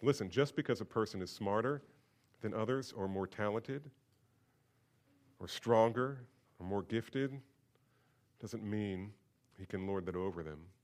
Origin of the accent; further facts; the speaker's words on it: Bordentown, New Jersey, United States; I grew up in New Jersey